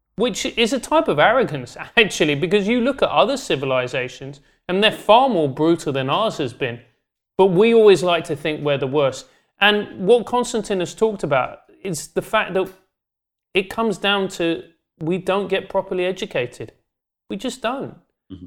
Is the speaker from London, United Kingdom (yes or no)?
yes; London, United Kingdom; I grew up in South London